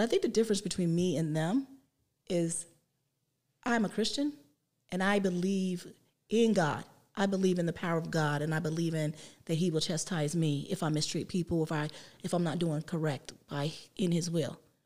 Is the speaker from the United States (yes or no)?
yes; West Virginia, United States; moved away as an adult; now in Columbus, United States; I grew up in West Virginia